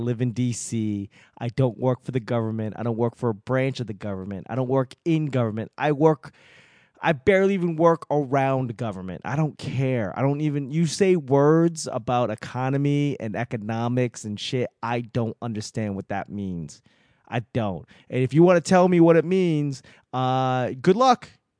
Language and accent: English; Boston, Massachusetts, United States; I mean, given I'm from Boston, I could always find a reason to talk shit.